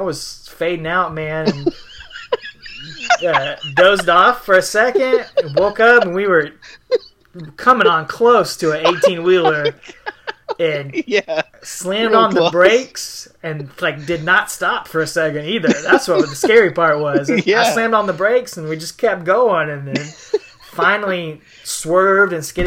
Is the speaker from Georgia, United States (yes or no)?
yes; Augusta, Georgia, United States; also born or lived in Evans, Georgia; We're from Augusta, Georgia, and Evans, Georgia, right outside of Augusta, really